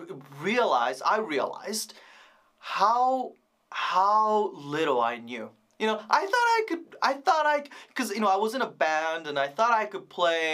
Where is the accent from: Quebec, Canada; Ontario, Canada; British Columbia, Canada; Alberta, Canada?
British Columbia, Canada; Vancouver; I grew up in Vancouver